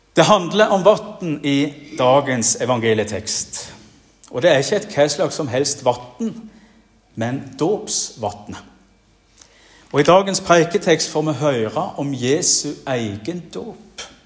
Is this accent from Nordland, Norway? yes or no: no; Jæren, Rogaland, Norway; moved away; also born or lived in Bergen; På Jæren, der jeg kommer ifra